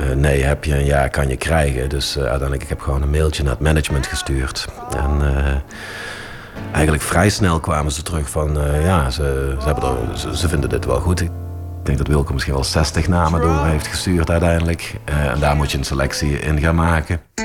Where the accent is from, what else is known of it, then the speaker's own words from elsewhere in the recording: Heythuysen, Limburg, Netherlands; groeide op eh, in, Midden-Limburg. Johan kwam uit Rogel, ik kwam uit Heidhuizen.